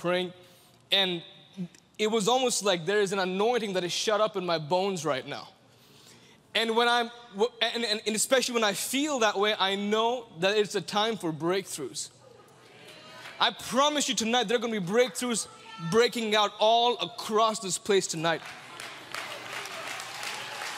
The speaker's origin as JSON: {"language": "English", "country": "India", "said": "I'm from India"}